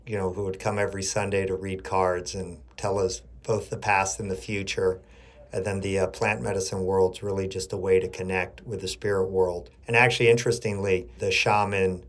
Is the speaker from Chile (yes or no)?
yes; Chile; now in New York City, United States; I grew up in Chile. My mother's American and my father's Chilean